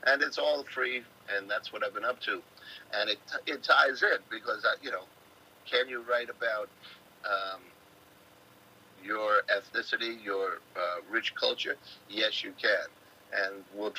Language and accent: English; New York City, New York, United States; I grew up in the Bronx, and as, you know, as an errant Irish Bronx boy